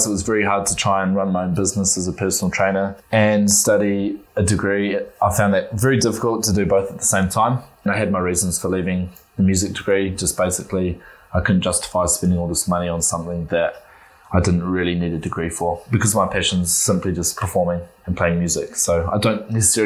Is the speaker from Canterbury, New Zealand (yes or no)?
yes; Christchurch, Canterbury, New Zealand; moved away as an adult; now in Wellington, New Zealand; I'm born and bred in Christchurch, a proud Cantabrian